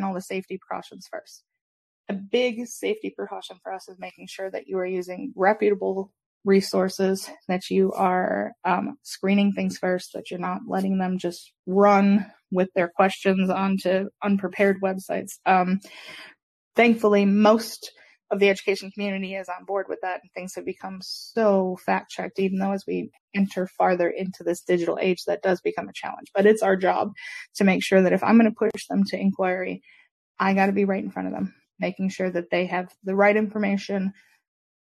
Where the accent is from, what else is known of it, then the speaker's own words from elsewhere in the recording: Michigan, United States; moved away as an adult; now in South Carolina, United States; I worked for the community I grew up in back in Michigan